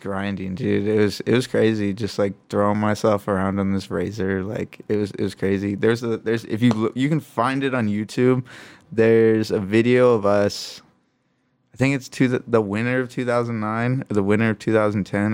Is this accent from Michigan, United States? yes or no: yes; Traverse City, Michigan, United States; also born or lived in Grand Rapids, Michigan; now in Los Angeles, United States; born in Grand Rapids, grew up in Traverse City, Michigan, and now I live out in Los Angeles, California